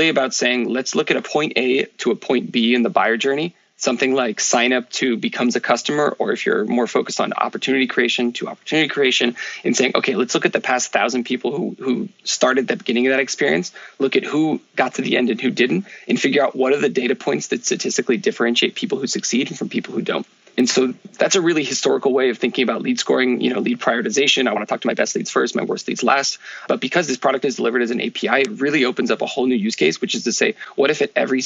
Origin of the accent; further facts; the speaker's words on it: Menlo Park, California, United States; moved away as an adult; also born or lived in France / Paris; I grew up in the Bay Area in Menlo Park